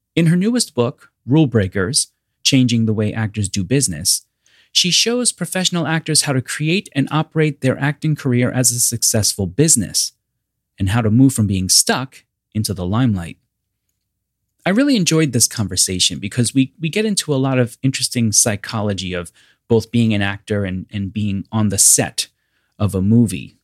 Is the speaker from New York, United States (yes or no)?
yes; New York, United States; I'm New Yorker